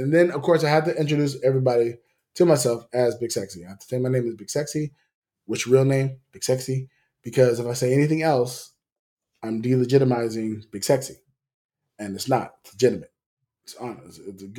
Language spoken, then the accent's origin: English; California, United States; moved away; also born or lived in Las Vegas; I'm American. Yeah. But I'm also Californian. I'm also Las Vegas.